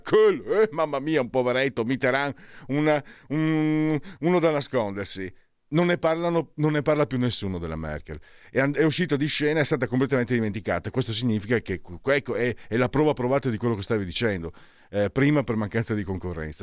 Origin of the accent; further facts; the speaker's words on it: Friuli-Venezia Giulia, Italy; io vengo dal Friuli